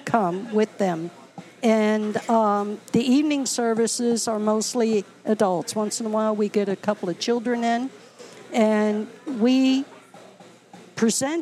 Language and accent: English; Norfolk, Virginia, United States; moved away as an adult; now in Baltimore, United States; I'm from Norfolk, Virginia